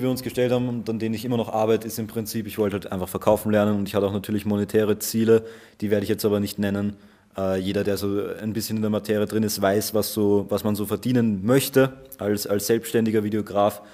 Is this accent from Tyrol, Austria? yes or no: no; Vienna, Austria; ich bin aus Österreich, aus Wien.